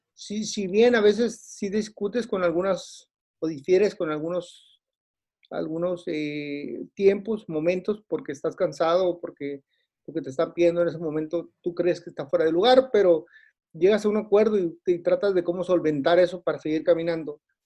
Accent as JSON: {"language": "Spanish", "town": "Tijuana", "region": "Baja California", "country": "Mexico", "said": "yo soy de Tijuana"}